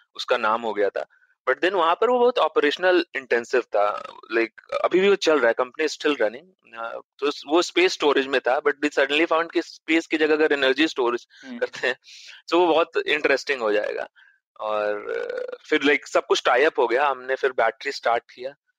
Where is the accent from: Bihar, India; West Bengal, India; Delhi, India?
Bihar, India; Patna; moved away; also born or lived in Varanasi; मेरा जन्म पटना में हुआ था